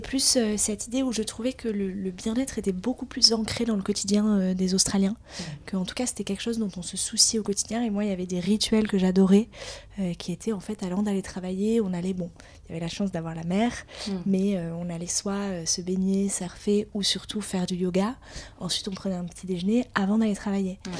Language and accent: French; Biarritz, Nouvelle-Aquitaine, France; now in Paris, France; on a grandi à Biarritz